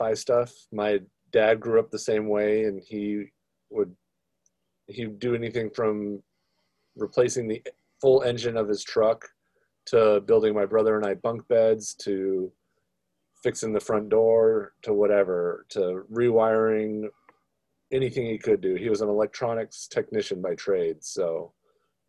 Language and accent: English; Seattle, Washington, United States; also born or lived in California / Oregon; I've been in Seattle for 24 years of my 37 years alive